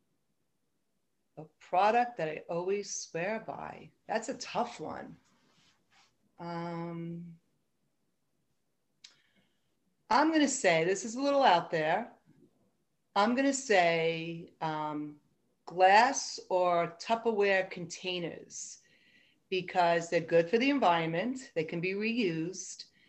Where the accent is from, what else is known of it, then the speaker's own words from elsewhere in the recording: New York City, New York, United States; I'm originally from the Bronx, New York, where I was born.